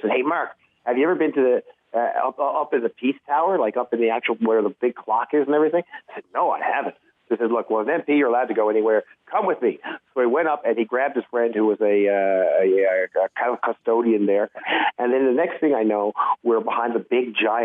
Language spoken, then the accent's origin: English; Newfoundland and Labrador, Canada; Newfoundland's a great place to grow up. People are very friendly. Scenery is great here.